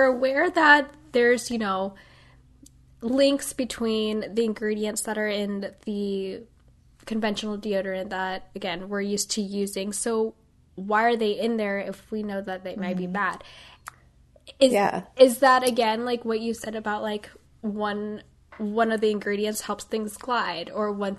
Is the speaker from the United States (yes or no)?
yes; Midwest, United States; I'm from the Midwest